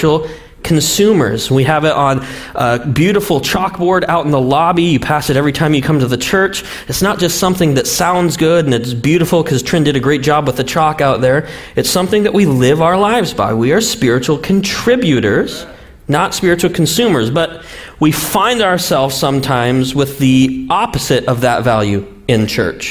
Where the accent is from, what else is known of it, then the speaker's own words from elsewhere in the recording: Montana, United States; I'm from Montana.